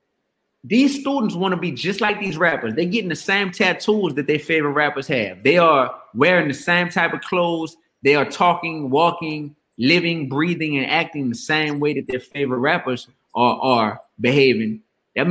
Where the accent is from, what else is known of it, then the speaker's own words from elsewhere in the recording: New Orleans, Louisiana, United States; I was still growing up in the Goose, in the Ninth Ward on New Orleans East Side